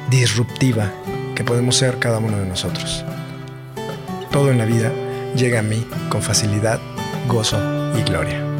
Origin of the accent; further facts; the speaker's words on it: Mexico City, Mexico; soy de la Ciudad de México